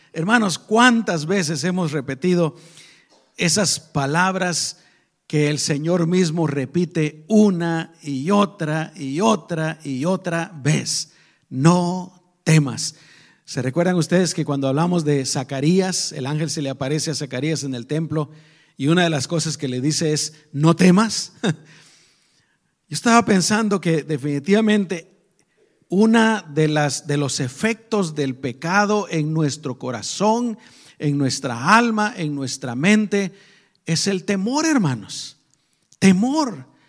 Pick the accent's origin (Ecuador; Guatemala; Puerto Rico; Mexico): Guatemala; moved away; nosotros venimos de Guatemala